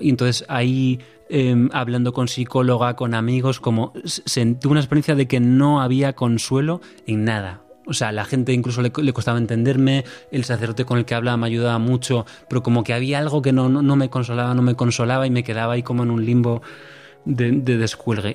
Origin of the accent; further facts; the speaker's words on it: Santiago de Compostela, Galicia, Spain; also born or lived in Madrid; soy de Santiago, mi padre es del sur de Italia